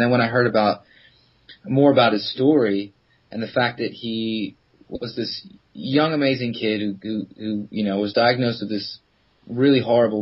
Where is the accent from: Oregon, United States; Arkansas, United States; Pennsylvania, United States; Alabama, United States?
Pennsylvania, United States; Philadelphia; moved away as an adult; now in London, United Kingdom; I'm originally from Philadelphia